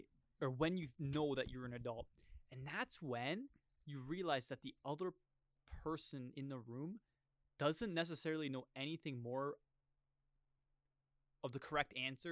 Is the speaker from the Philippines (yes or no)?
no; Canada; We're Canadian, eh?